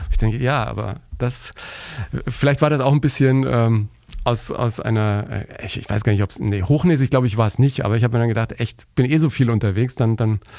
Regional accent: Bavaria, Germany; ich bin ja ein Kind des Bayerischen Rundfunks, ne? ich bin in Bayern groß geworden

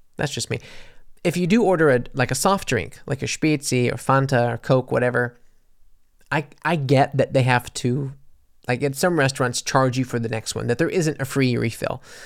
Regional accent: United States; moved away; also born or lived in Mississippi / New Orleans, Louisiana; I come from, you know, Mississippi and New Orleans

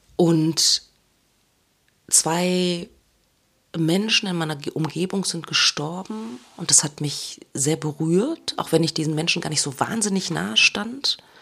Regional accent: Germany; first language German; moved away; dieser unglaublich hohe Lebensstandard, den wir in Deutschland haben

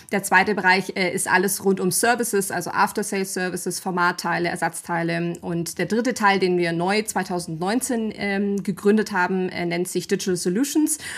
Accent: Bavaria, Germany; bin 36 Jahre alt oder jung, je nachdem, aus welcher Perspektive man sich das anschaut. Ähm, komme aus dem Allgäu, auch wenn man es vielleicht manchmal nicht an der Sprache h

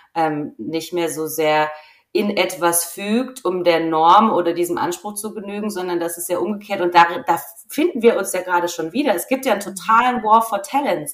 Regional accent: Rhineland-Palatinate, Germany; now in Franconia, Germany; ich bin Pfälzerin

